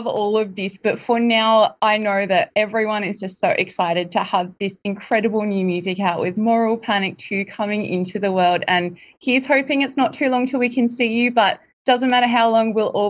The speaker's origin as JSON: {"language": "English", "region": "Queensland", "country": "Australia", "said": "I'm actually from Queensland myself"}